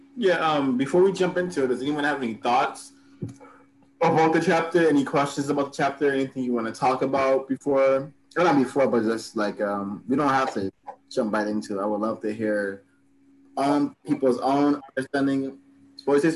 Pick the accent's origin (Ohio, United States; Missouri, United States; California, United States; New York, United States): California, United States; Los Angeles; I grew up in South Central